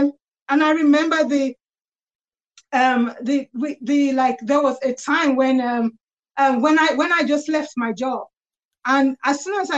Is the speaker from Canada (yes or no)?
no; London, United Kingdom; I have lived in London. I was born in London